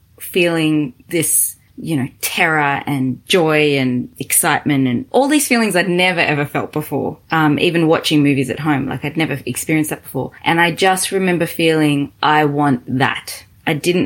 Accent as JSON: {"language": "English", "country": "Australia", "also_born_or_lived": "Zimbabwe", "accent": "Australian", "said": "I'm Australian, as you can tell with the accent"}